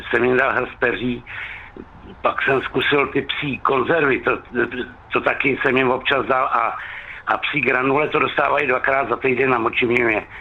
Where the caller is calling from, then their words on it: Netolice, South Bohemian Region, Czechia; Dobrý den, já jsem z Netolická a štípou se nám slepice.